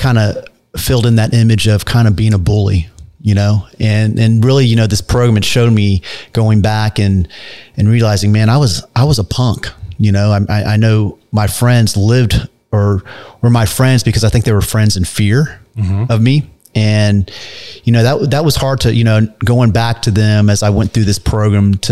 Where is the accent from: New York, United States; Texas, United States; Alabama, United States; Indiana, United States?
Texas, United States; Dallas; moved away as an adult; also born or lived in California; I was born here in Dallas, Texas, born and raised